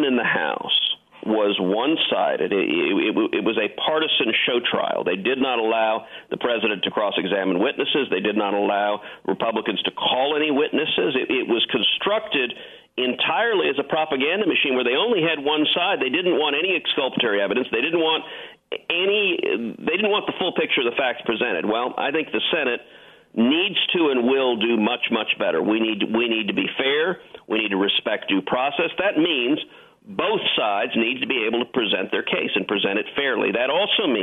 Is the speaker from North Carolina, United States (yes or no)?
no; Houston, Texas, United States; I grew up in Houston